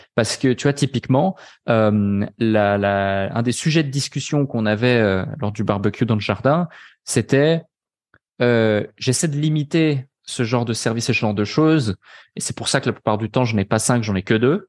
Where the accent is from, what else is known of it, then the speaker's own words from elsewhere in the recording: Switzerland; now in Dubai, United Arab Emirates; personnellement, je suis pas français. Euh, donc, euh, je suis suisse